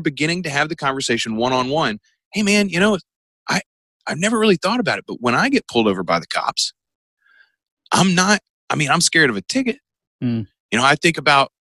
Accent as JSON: {"language": "English", "country": "United States", "said": "as an American culture"}